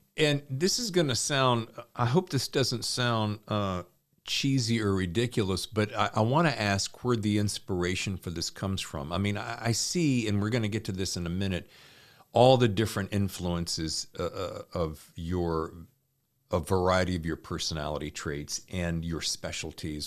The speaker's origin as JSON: {"language": "English", "region": "the South", "country": "United States", "tie": "born or raised there", "said": "I grew up in the South"}